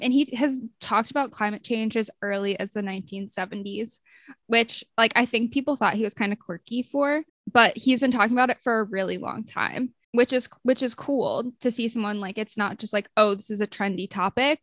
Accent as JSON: {"language": "English", "country": "United States", "said": "as an American"}